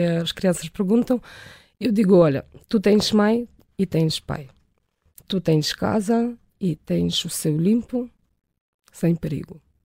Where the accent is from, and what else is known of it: Ukraine; Portuguese is a second language; now in Portugal